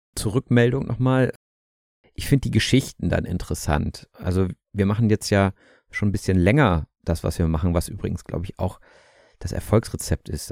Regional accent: Germany; wir als Deutsche

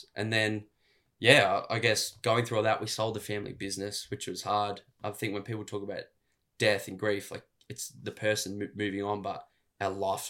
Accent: Melbourne, Victoria, Australia; We're from Melbourne. We're Melbourne boys.

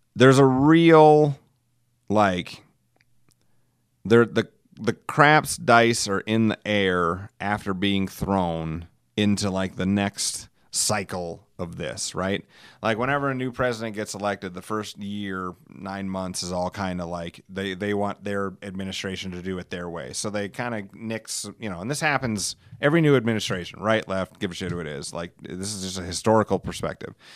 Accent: Alcester, United States; my hometown of Elsister, home of seven hundred and fifty friendly people

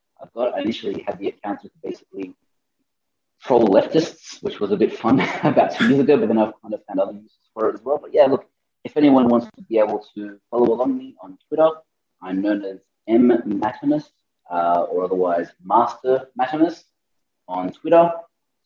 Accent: Australia; moved away as an adult; now in Panama; I'm from Australia

